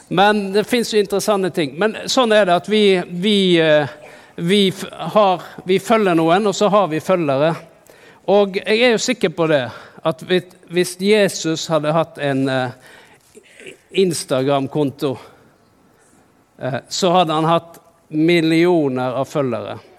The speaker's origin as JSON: {"language": "Norwegian", "country": "Norway", "said": "jeg er jo fra Norge"}